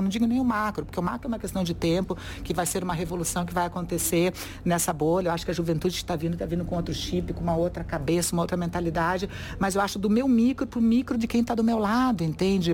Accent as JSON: {"language": "Portuguese", "town": "Curitiba", "region": "Paraná", "country": "Brazil", "said": "eu sou de Curitiba, classe média, branca"}